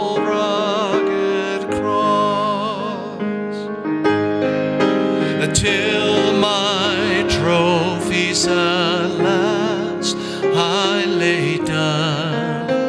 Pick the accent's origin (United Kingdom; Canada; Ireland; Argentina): Argentina; moved away; one of my favorite hymns that I grew up with back in Argentina